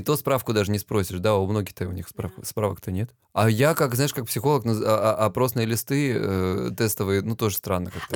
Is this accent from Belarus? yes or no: no; Krasnodar Krai, Russia; now in Lisbon, Portugal; Я с Кубани